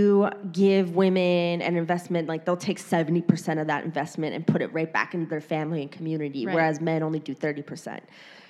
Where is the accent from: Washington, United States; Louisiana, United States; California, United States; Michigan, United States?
Michigan, United States; Detroit; moved away as an adult; now in New York City, United States; I was born and raised in Detroit, Michigan